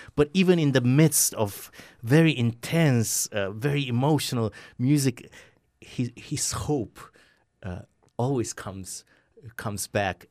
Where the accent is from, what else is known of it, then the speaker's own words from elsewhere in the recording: Romania; moved away; I grew up in Romania